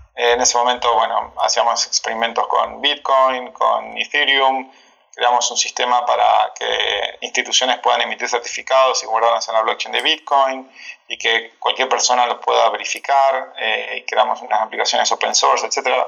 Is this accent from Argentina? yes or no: yes; Gualeguaychú, Entre Ríos, Argentina; accent: Argentine; now in Cancún, Mexico; como verán por mi acento, soy argentino, em, particularmente de, de, bueno, de 200 kilómetros de Buenos Aires, en, una provincia que se llama Entre Ríos, de una ciudad Gualeguaychú. Así que sí, nací por ahí